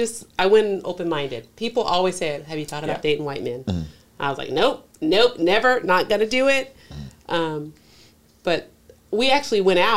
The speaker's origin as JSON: {"language": "English", "region": "Colorado", "country": "United States", "tie": "born or raised there", "said": "I grew up in Colorado. So I, white people, Mexican, like, everybody, diverse."}